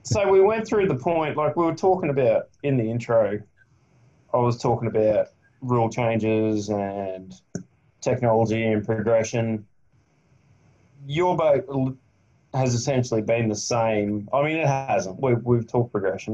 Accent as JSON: {"language": "English", "region": "Queensland", "country": "Australia", "said": "I'm from Queensland"}